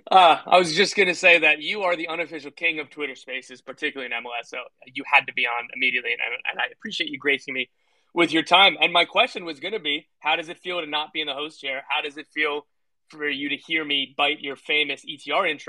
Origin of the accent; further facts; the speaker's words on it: New Jersey, United States; I'm from the Jersey Shore, New Jersey.